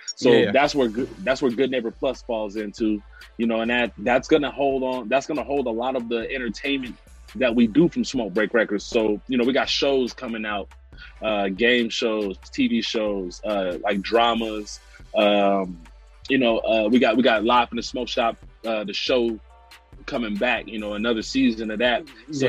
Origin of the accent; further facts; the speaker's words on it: Brooklyn, New York, United States; You know, we grew up in the Brook together.